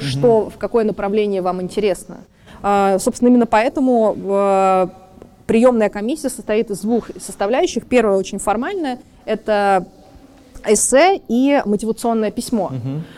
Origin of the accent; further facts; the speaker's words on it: Saint Petersburg, Russia; Петербург, мой родной город